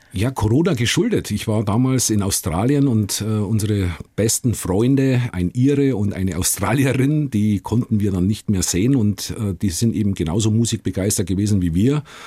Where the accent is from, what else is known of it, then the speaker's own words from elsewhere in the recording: Gilching, Bavaria, Germany; moved away as an adult; also born or lived in Liverpool; ich bin äh, in Gilching aufgewachsen.